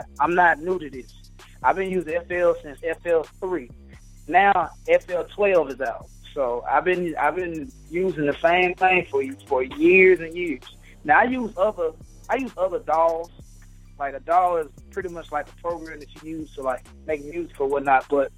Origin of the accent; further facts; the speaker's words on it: Nashville, Tennessee, United States; I'm from Nashville